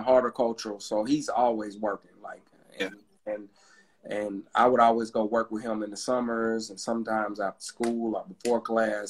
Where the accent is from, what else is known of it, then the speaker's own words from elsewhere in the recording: Atlanta, Georgia, United States; I'm from Atlanta, Georgia